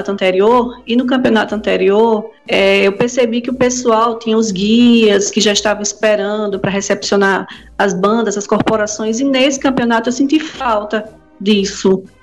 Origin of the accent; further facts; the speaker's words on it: Recife, Pernambuco, Brazil; now in João Pessoa, Brazil; Eu sou, eu trabalho, moro aqui em João Pessoa, mas eu sou pernambucana, nasci lá em Recife.